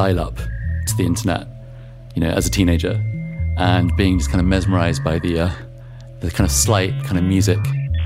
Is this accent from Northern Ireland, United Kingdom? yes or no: no; Wellingborough, East Midlands, United Kingdom; Wellingborough, where I grew up, was very different from that.